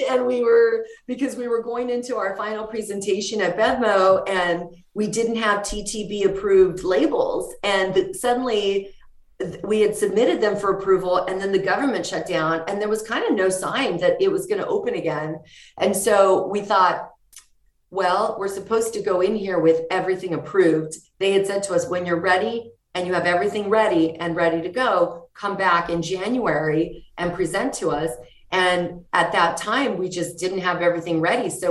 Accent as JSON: {"language": "English", "country": "Mexico", "said": "the fact that we're from Mexico and we saw so much like wood in Mexico."}